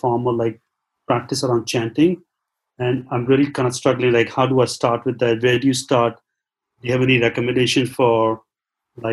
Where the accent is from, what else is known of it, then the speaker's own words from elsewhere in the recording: Mumbai, Maharashtra, India; now in San Francisco, United States; I grew up in Mumbai, but I live in San Francisco